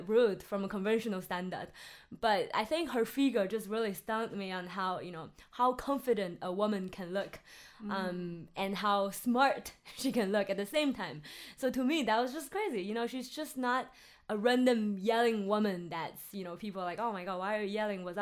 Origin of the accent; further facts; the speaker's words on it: Henan, China; English is a second language; my hometown's in Henan